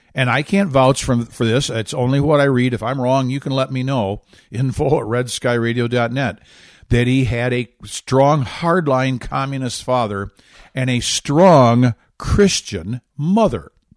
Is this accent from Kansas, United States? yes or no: no; Michigan, United States; my home state of Michigan